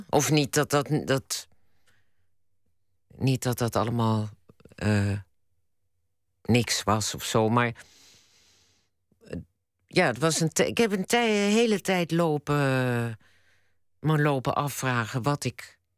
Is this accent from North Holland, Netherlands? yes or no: no; The Hague, South Holland, Netherlands; Want ik dacht, ik ga dan dat, dat winkeltje dat, dat was in Rotterdam. Ik kwam uit Den Haag. Ik, ik dacht, ik wil weg naar een andere stad.